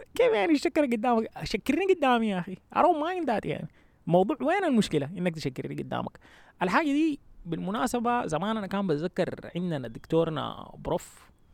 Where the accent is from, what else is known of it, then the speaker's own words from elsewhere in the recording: Sudan; moved away as an adult; now in United States; احنا في النهايه اصلا مرقنا من السودان عشان السودان طلطنا